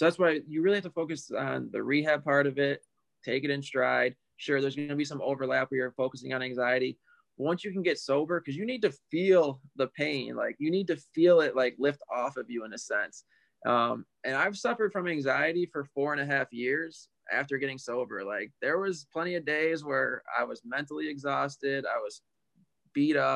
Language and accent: English; Buffalo, New York, United States; I'm from Buffalo, New York. So we have the hockey arena up here called KeyBank Arena.